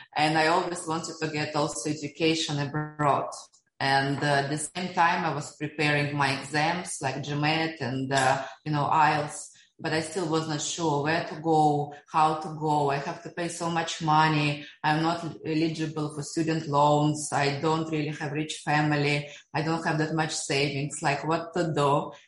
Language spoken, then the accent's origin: English; Siberia, Russia; now in Dubai, United Arab Emirates; I was born in Siberia during Soviet time